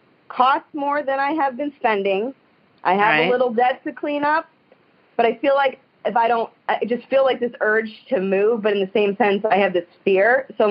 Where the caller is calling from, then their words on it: Youngstown, Ohio, United States; I'm from the Youngstown, Ohio area.